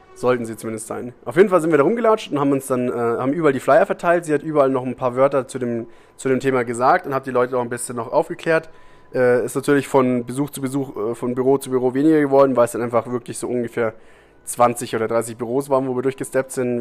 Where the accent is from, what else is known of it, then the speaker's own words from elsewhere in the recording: Germany; moved away as an adult; now in Costa Rica; ich komme aus Deutschland